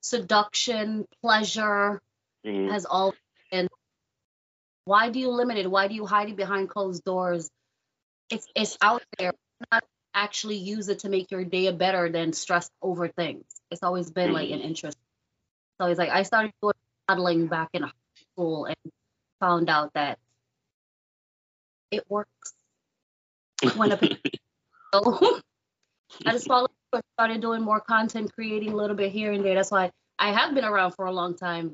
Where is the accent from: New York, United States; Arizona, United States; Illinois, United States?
New York, United States; I'm originally from New York, working in clubs in Brooklyn